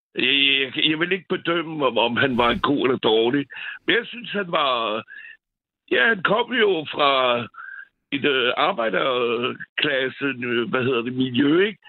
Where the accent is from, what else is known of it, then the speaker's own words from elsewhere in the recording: France; now in Copenhagen, Denmark; jeg er jo franskmand